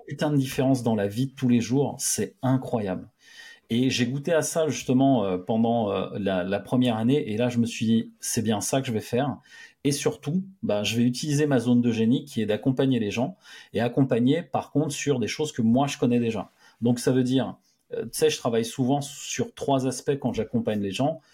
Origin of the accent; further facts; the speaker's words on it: France; j'aime la France, je suis français et je veux rester ici.